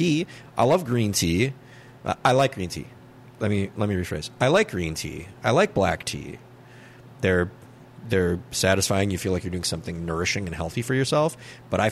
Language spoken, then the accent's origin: English; Minnesota, United States; I like being a Minnesotan